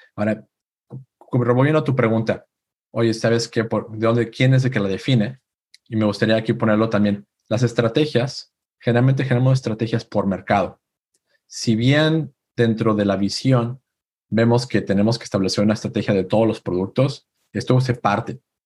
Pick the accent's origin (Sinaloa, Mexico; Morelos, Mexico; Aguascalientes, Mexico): Aguascalientes, Mexico; moved away as an adult; now in Silicon Valley, United States; Yo soy de México, de una ciudad llamada Aguascalientes.